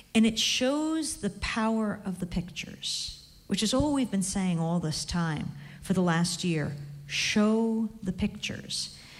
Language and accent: English; New York, United States; I come from New York, which is the heart of publishing